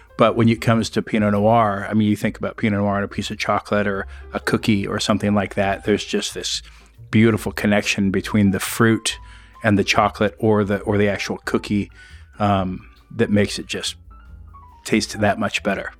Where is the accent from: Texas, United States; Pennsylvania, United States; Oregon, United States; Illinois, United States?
Oregon, United States; Grants Pass; moved away as an adult; also born or lived in Arizona; the home I grew up on in this area of Grants Pass called the Jerome Prairie